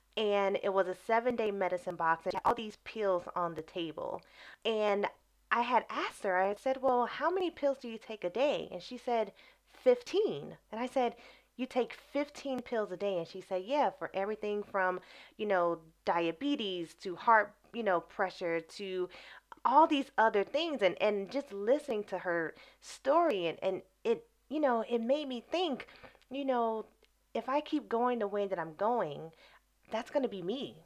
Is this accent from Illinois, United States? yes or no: yes; Chicago, Illinois, United States; moved away as an adult; also born or lived in Brazil / Morocco; now in England; I am from Chicago, Illinois, uh, Southeast Side, born and raised